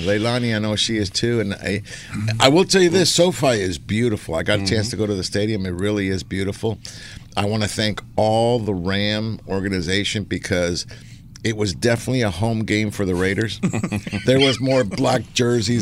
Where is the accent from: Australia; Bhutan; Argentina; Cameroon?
Argentina; moved away; Argentina, my home country